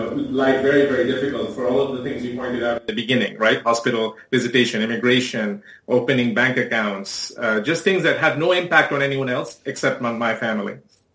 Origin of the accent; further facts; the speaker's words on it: India; also born or lived in Canada / United States; now in France; So I'm an OCI holder, so an overseas citizen of India. I'm based in France. I grew up in India, and I've lived and worked now between France, Canada, and the U.S.